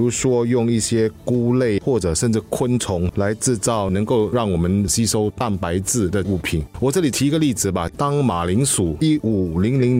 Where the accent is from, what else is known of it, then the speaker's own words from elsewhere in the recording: Singapore; 其实我们新加坡人浪费的食物其实真的很多。